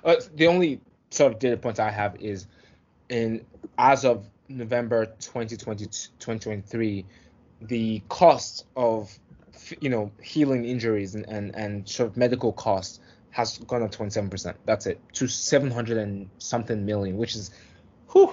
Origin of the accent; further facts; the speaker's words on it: Nigeria; I'm from Nigeria.